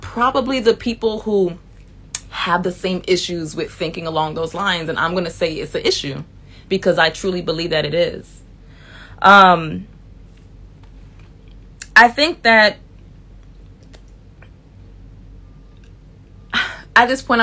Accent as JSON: {"language": "English", "town": "Miami", "region": "Florida", "country": "United States", "moved": "yes", "said": "a man who I knew who was super cool with me from back home, from Miami"}